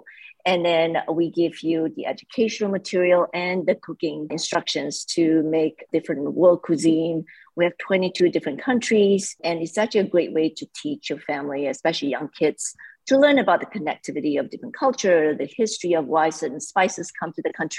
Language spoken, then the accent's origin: English; Malaysia; moved away; I grew up in Malaysia